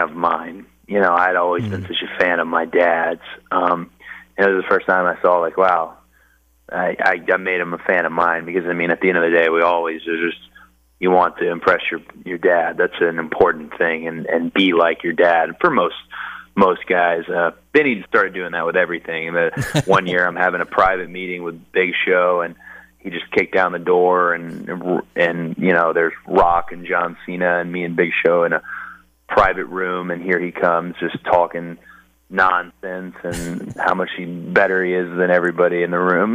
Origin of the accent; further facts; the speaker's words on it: Marietta, Georgia, United States; I grew up in Marietta, Georgia